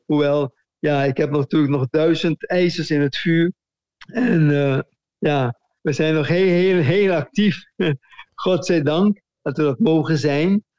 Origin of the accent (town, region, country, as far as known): Curaçao; moved away as an adult; also born or lived in Netherlands